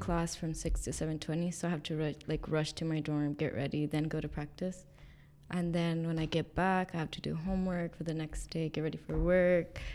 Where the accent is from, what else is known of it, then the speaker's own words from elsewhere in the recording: Mendota, California, United States; moved away as an adult; also born or lived in Fresno, California; I was born in Fresno, California, and then I was raised in the Central Valley in a small farm town called Mendora